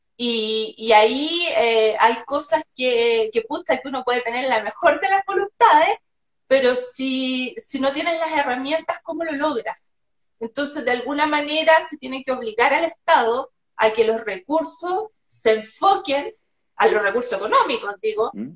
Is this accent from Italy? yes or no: no; Chile; cómo somos los chilenos y cómo hablamos